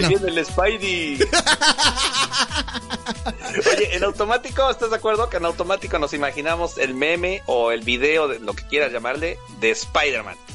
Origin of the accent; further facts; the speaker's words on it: Mexico; estamos en mi México mágico